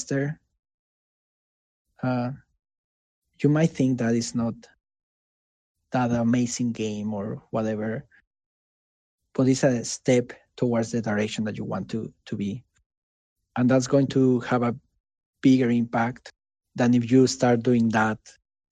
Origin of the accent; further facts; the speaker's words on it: Mexico; English is a second language; moved away as an adult; now in United States; I didn't used to speak in English back in Mexico, right? And I learned English